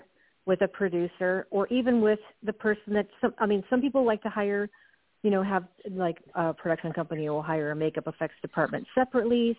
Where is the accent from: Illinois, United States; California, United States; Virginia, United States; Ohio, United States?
California, United States; Southern; I grew up in Southern California in the 70s